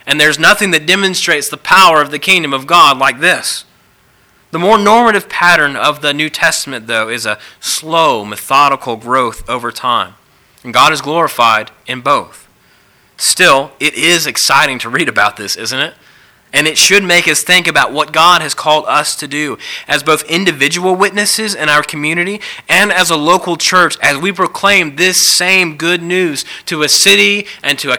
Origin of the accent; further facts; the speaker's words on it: the South, United States; growing up in the South, I've been to lots of revivals